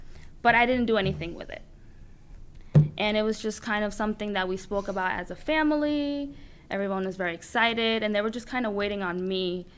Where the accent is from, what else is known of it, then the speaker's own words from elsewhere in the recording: Dominican Republic; now in United States; Because like you, I came from another country. So I was born in Dominican Republic. So I grew up with my aunt, well, obviously my parents, but my aunt was a big part of my life growing up.